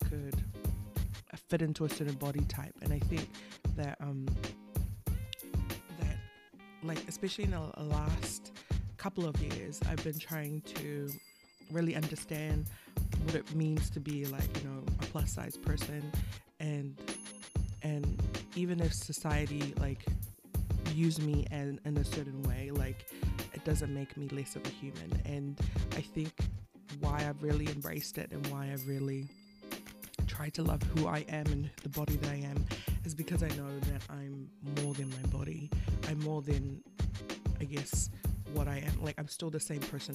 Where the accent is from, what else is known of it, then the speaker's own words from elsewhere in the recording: Auckland, New Zealand; I was born in Middlemore Hospital, far away from here, Auckland, and we grew up in Auckland